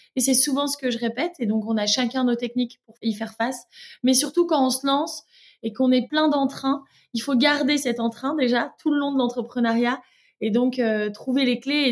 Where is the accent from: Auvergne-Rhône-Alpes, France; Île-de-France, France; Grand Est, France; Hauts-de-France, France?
Hauts-de-France, France; Lille; moved away as an adult; now in Brussels, Belgium; Je suis lilloise aussi d'origine